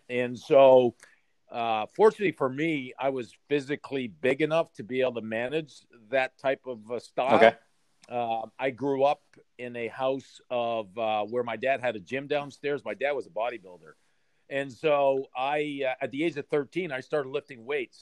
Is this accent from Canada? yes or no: yes; Sudbury, Ontario, Canada; I was born and raised in Sudbury